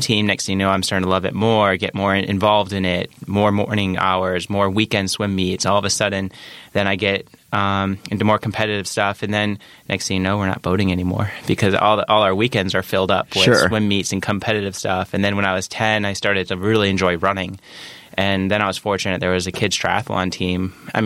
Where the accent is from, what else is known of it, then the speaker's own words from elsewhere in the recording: Geneva, Illinois, United States; moved away as an adult; I grew up in Geneva, Illinois, raised there, parents and one sister.